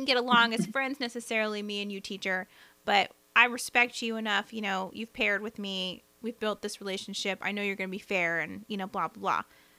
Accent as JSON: {"language": "English", "region": "the South", "country": "United States", "accent": "Southern", "said": "my Southern accent"}